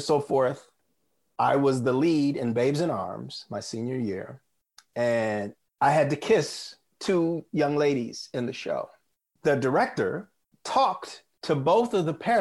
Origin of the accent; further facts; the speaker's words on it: South Bend, Indiana, United States; I grew up in South Bend, Indiana, which is very small town.